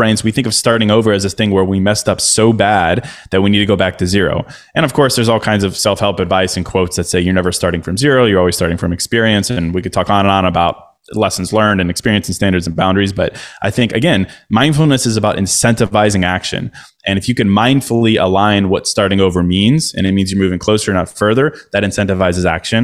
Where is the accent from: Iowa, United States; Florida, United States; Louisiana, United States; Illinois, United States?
Illinois, United States; Chicago; moved away as an adult; now in Miami, United States; I'm from Chicago. I spent the last 12 years in Chicago